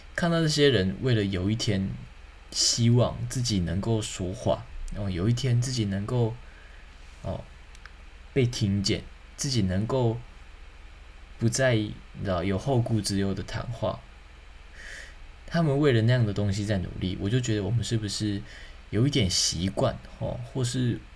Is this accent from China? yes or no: no; Taiwan; 身为这块土地的人，身为台湾人